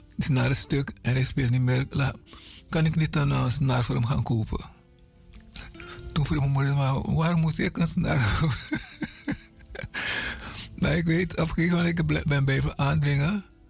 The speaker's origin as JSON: {"language": "Dutch", "town": "Paramaribo", "region": "Paramaribo District", "country": "Suriname", "tie": "born or raised there", "said": "van kleins af weet ik dat we op Zorg en Hoop woonde."}